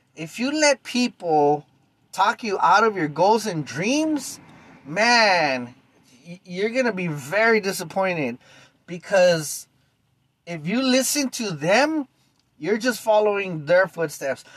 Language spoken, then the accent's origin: English; East Los Angeles, California, United States; I was born and raised in East LA 1975